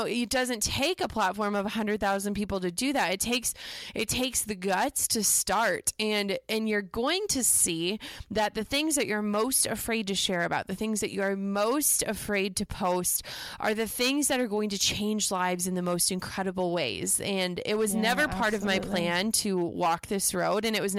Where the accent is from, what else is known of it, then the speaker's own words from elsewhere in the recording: Midwest, United States; growing up in the Midwest, you know, we don't do humble brags.